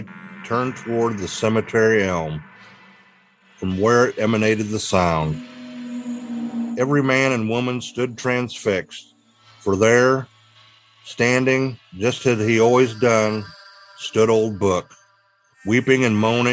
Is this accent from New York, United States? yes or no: no; Bartonville, Illinois, United States; my hometown of Bartonville, Illinois